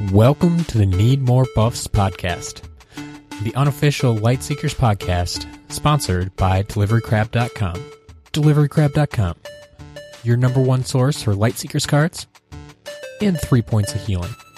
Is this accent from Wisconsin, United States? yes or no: yes; Wisconsin, United States; here in Wisconsin, my home state.